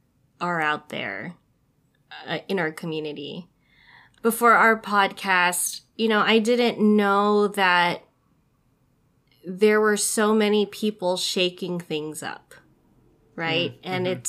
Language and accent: English; Philippines; it feels so unheard of that I'm doing it as a Filipino in my family.